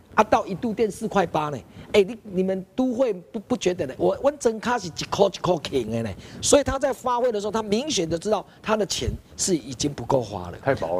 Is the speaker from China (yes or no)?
no; Taiwan; 我们台湾人最基本的一个知识